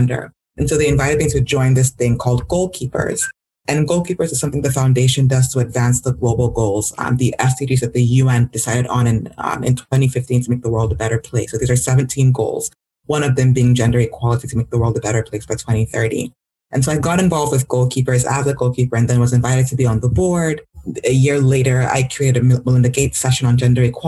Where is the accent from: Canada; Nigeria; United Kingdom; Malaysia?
Nigeria; now in United States; growing up in Nigeria